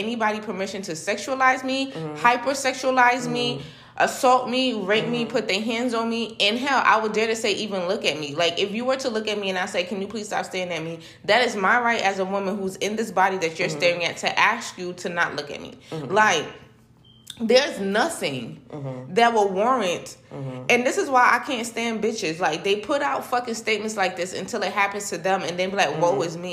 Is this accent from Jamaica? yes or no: yes; Jamaica; No, I'm Jamaican. We wine in Jamaica